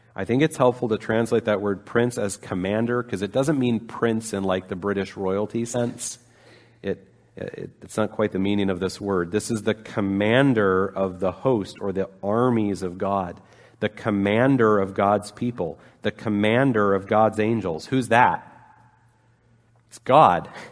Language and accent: English; Intermountain West, United States; growing up in the Intermountain West